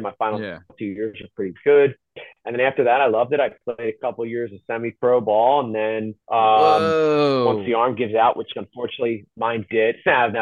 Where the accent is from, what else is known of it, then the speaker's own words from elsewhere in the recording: Pennsylvania, United States; I'm from Pennsylvania